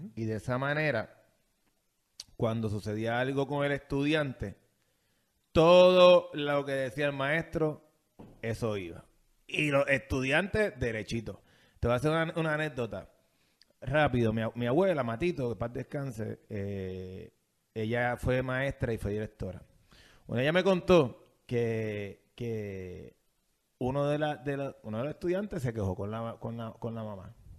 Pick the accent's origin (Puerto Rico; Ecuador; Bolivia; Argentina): Puerto Rico; decimos nosotros los puertorriqueños